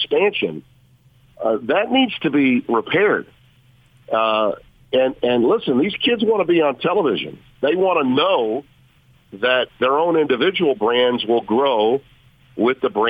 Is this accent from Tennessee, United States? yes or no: no; Shreveport, Louisiana, United States; also born or lived in Connecticut / Baton Rouge / New Orleans; my hometown, which is Shreveport. I live here